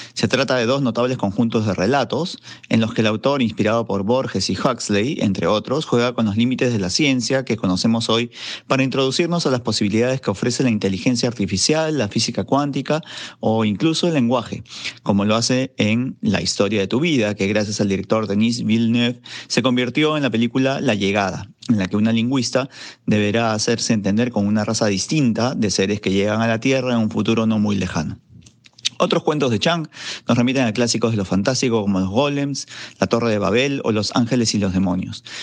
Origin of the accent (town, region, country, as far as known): Peru